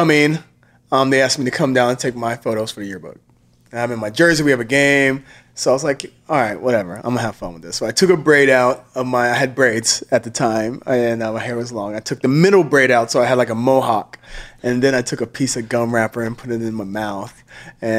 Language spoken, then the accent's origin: English; United States; also born or lived in Australia; I'm American